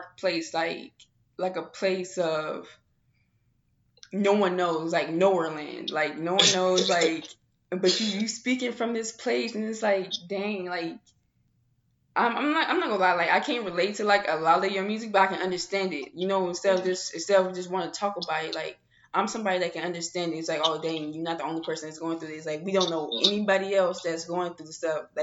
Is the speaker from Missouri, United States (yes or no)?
yes; St. Louis, Missouri, United States; now in Arizona, United States; I'm from St. Louis